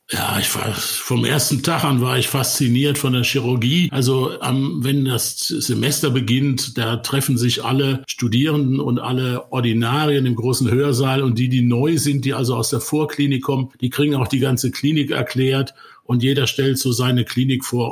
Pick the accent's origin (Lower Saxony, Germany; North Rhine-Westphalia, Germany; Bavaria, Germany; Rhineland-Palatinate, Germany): Rhineland-Palatinate, Germany; Ludwigshafen; ich bin ein einfacher Pfälzer Junge, der die ersten 24 Jahre seines Lebens in 250 Meter Entfernung der BASF groß geworden ist